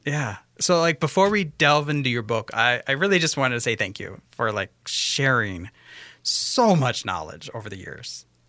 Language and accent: English; Western Washington, United States; now in Minnesota, United States; I grew up in Western Washington